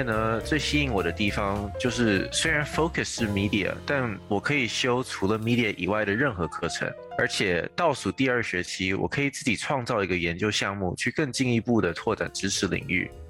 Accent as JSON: {"language": "Chinese", "region": "Shanghai", "country": "China", "tie": "born or raised there", "also_born_or_lived": "California, United States", "moved": "as an adult", "lives_now": "New York, United States", "said": "我出生于美国加州，由于家里工作原因，从小学开始就在上海的上海中学国际部读书。高中毕业后来到纽约，在 Parsons 学院隶属的 New School 读英文写作和文学专业。"}